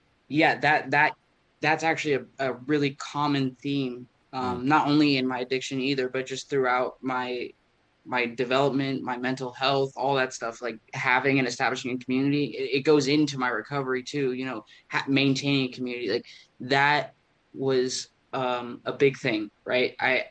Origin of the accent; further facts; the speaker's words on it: California, United States; also born or lived in Oklahoma; Well, I was originally born in Oklahoma, just outside of Tulsa, but we moved from there when I was one. So I pretty much tell people that I'm from California. It's where I tell them I grew